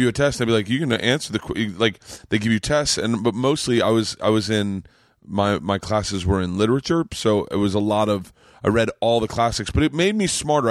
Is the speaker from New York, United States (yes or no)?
no; Florida, United States; moved away; as a Southerner